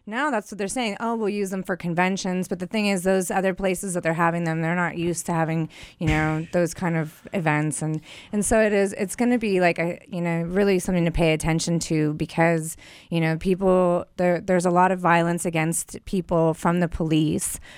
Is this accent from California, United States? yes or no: yes; San Diego, California, United States; now in Long Beach, United States; I grew up in San Diego